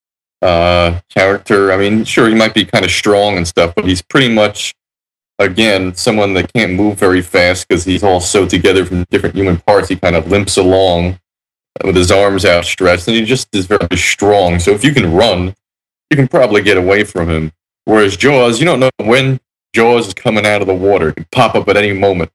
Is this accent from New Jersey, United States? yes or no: yes; New Jersey, United States; I'm from New Jersey.